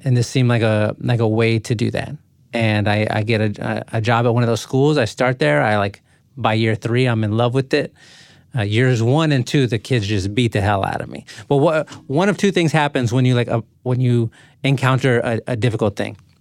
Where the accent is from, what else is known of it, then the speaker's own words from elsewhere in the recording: San Antonio, Texas, United States; I grew up in San Antonio. So, like, South San Antonio